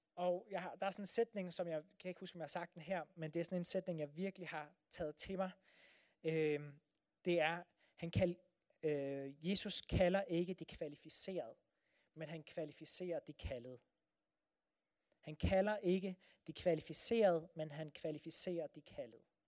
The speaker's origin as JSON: {"language": "Danish", "country": "Denmark"}